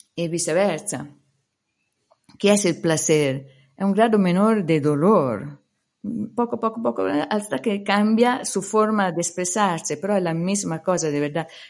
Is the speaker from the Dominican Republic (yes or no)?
no; Italy; Spanish is a second language; moved away; also born or lived in India; mi país de origen